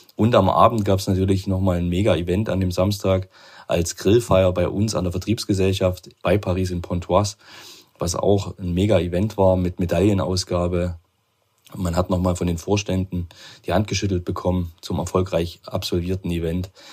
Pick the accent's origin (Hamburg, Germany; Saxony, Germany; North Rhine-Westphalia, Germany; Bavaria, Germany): Saxony, Germany; Chemnitz; ich komme aus Chemnitz